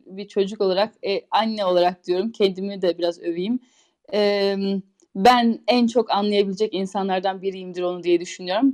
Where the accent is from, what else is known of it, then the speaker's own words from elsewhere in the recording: Turkey; moved away as an adult; now in Switzerland; Biz Türküz